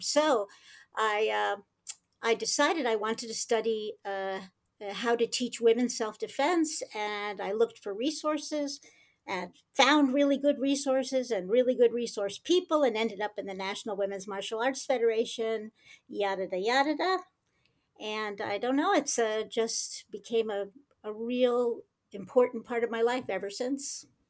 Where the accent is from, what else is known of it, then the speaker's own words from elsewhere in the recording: United States; now in Rehovot, Israel; I was born in the United States